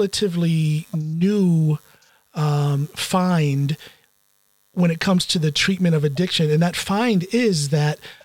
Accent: Ohio, United States; moved away; my home state of Ohio

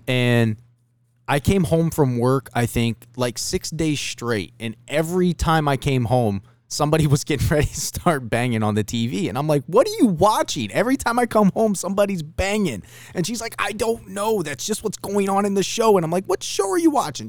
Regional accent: Ohio, United States; I'm from Ohio.

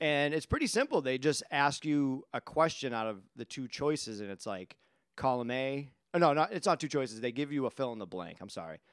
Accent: Quincy, Massachusetts, United States; moved away as an adult; now in Whitman, United States; I was like, "Quincy."

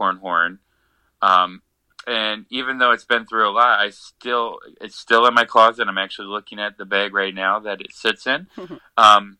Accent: Columbus, Ohio, United States; moved away; I went to Columbus, back to my hometown

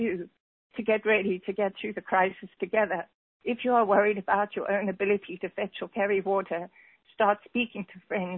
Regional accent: South Africa; moved away; I am originally from South Africa

